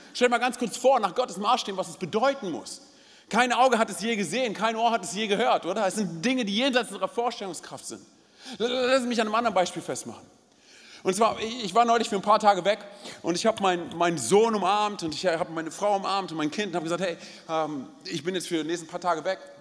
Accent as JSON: {"language": "German", "region": "Berlin", "country": "Germany", "tie": "born or raised there", "said": "ich bin gebürtiger Berliner."}